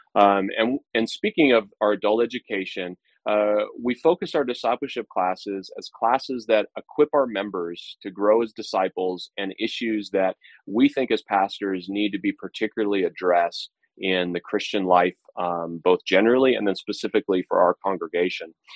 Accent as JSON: {"language": "English", "country": "United States", "said": "Independence Day marks me as an American. That's who I am"}